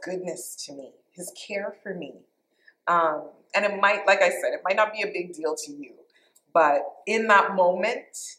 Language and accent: English; Canada; moved away as an adult; also born or lived in Toronto; now in United States; I'm Canadian. I'm now American, too, so I'm a dual citizen.